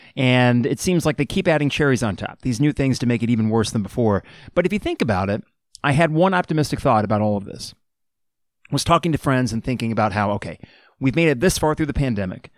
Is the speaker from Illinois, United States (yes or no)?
yes; Champaign, Illinois, United States; someone that was born and raised in Champaign, Urbana